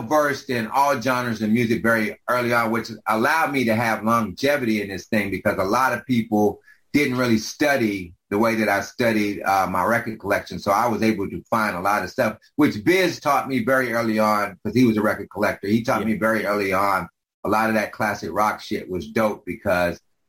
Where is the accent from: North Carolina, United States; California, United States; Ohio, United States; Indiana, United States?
North Carolina, United States; Greensboro; moved away; also born or lived in New York City; growing up in North Carolina, we had a really rich tradition with black radio down there.